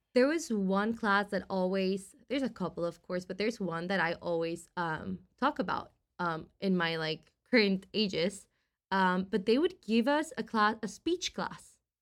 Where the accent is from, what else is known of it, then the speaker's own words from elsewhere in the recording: Costa Rica; moved away as an adult; now in San Francisco, United States; from Costa Rica, so I was born